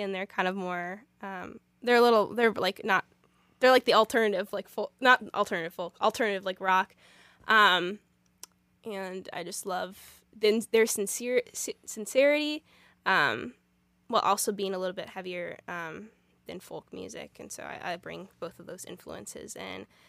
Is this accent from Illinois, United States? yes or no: yes; Illinois, United States; also born or lived in Springfield, Missouri; I've gro-, grown up in Illinois, so I, sin, I've been here since I was two, so, um, Illinois is my home state